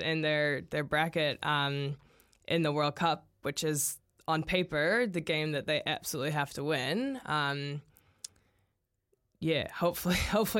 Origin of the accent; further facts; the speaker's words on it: United States; As an American